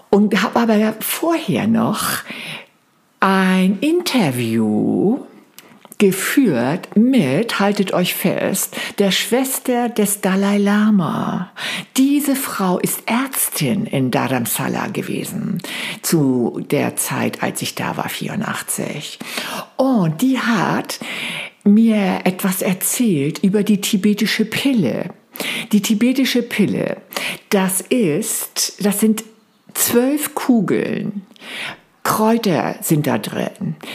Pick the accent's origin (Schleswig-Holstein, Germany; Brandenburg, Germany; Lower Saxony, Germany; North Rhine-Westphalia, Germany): Schleswig-Holstein, Germany; Flensburg; über meine Heimat natürlich, über Flensburg, Stenderup, zurück nach äh, Berlin wollte.